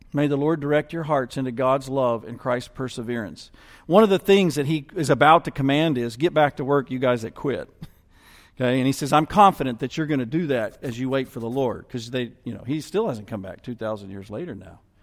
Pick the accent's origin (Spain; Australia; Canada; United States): United States; I'm including myself as an American